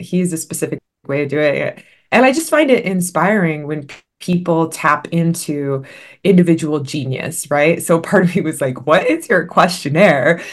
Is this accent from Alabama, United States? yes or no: no; Los Angeles, California, United States; I was born and raised in the Los Angeles area in the San Fernando Valley